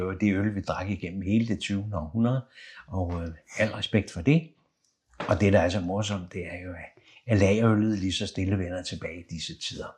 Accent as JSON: {"language": "Danish", "town": "Copenhagen", "region": "Capital Region of Denmark", "country": "Denmark", "tie": "born or raised there", "said": "Jeg er født lige ved Carlsberg øh, i Valby"}